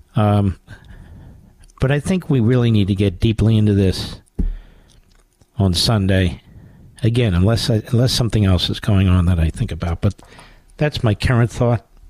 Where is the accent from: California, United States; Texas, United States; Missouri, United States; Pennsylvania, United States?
Pennsylvania, United States; Philadelphia; I'm from Philadelphia.